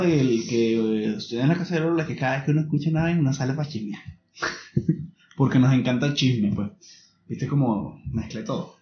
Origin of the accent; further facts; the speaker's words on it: Venezuela; now in Chile; nosotros como venezolanos